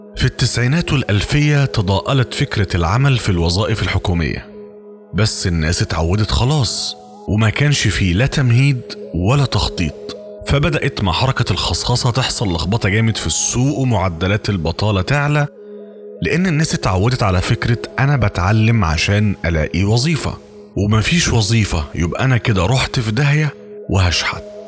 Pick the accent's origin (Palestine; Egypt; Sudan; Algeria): Egypt; وإحنا عندنا في مصر